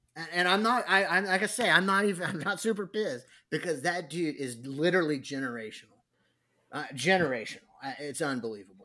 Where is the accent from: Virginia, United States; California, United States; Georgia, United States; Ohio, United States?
California, United States; San Diego; I was from San Diego